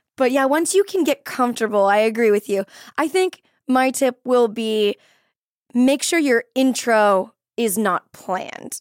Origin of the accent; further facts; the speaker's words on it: Florida, United States; I'm from Florida and our cheerleading team was from this place called Sanford